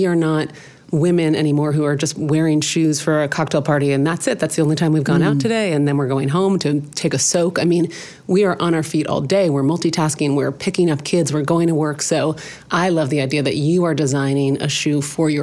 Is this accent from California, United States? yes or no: yes; Los Angeles, California, United States; I grew up in Los Angeles